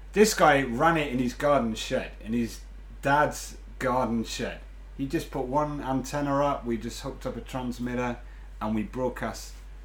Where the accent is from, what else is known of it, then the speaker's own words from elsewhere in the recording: Cambridge, East of England, United Kingdom; moved away as an adult; now in Japan; I was born in Cambridge in 1975, January.